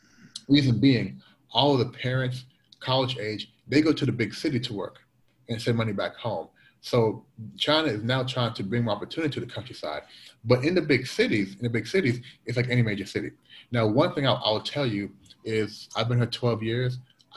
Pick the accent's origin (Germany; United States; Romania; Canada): Canada; Cliff, I am Canadian. I am a Canadian citizen.